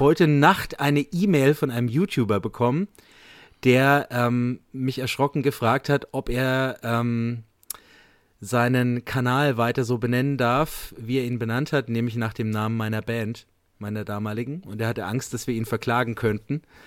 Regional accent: Bamberg, Bavaria, Germany; Ich komme aus Bamberg, bin Lehrer hier

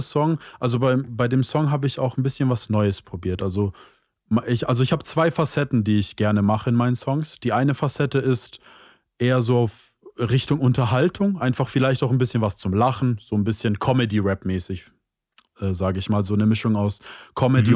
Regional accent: Stuttgart, Baden-Württemberg, Germany; bin 25 Jahre alt und komme aus Stuttgart

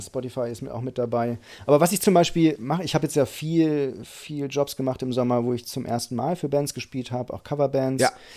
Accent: Einbeck, Lower Saxony, Germany; moved away as an adult; now in Hamburg, Germany; Ich komme aus Einbeck.

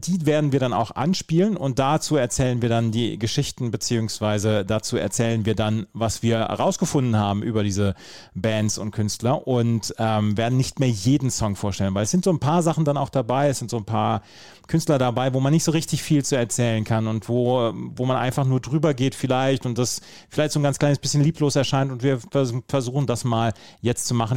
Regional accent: Bad Oeynhausen, North Rhine-Westphalia, Germany

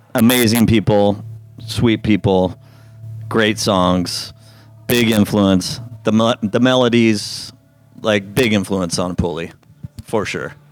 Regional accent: Simi Valley, California, United States; Simi Valley is where I grew up

